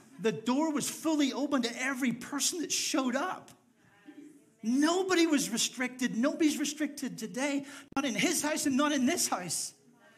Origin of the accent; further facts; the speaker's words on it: Northern Ireland, United Kingdom; moved away as an adult; I was part of a minority group of people because I was from Northern Ireland